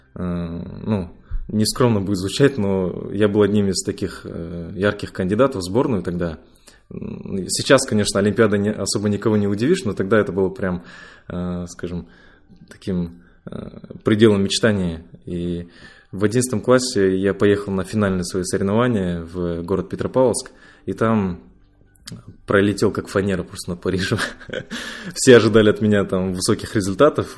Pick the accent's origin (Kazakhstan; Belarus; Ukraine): Kazakhstan; Ust-Kamenogorsk, East Kazakhstan Region; moved away as an adult; also born or lived in Moscow; Я родом из Усть-Каменогорска